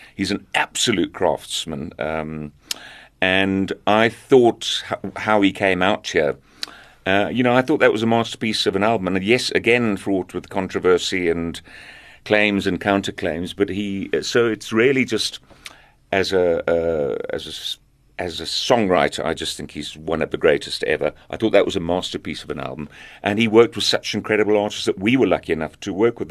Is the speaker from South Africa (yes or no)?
yes; South Africa; also born or lived in Zambia; growing up in South Africa